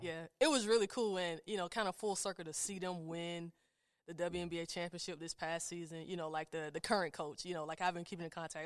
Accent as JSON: {"language": "English", "town": "Statesboro", "region": "Georgia", "country": "United States", "tie": "born or raised there", "also_born_or_lived": "Chapel Hill, North Carolina", "moved": "as an adult", "lives_now": "Richmond, United States", "said": "my hometown, you know, being here in Richmond, being from Statesboro, Georgia"}